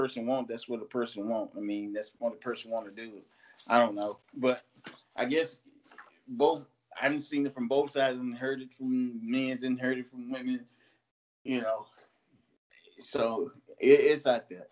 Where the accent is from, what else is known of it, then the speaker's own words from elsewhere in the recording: Mississippi, United States; I'm from Mississippi